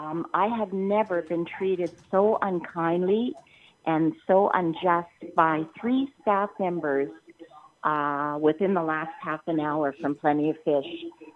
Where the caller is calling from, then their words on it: Canada; I'm calling from Canada.